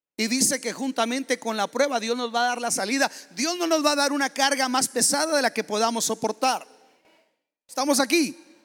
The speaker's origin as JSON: {"language": "Spanish", "country": "Mexico", "moved": "yes", "said": "yo soy mexicano"}